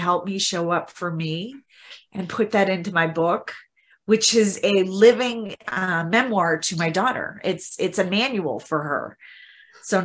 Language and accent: English; Midwest, United States; my background is growing up in the Midwest, in the U.S. in the Midwest